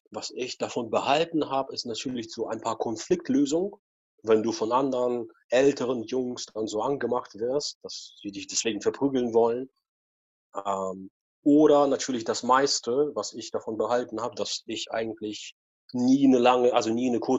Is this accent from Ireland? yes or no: no; Russia; Ich bin auch früher, also genau, ich bin auch in Russland groß geboren, 79, ne, noch in den 70ern.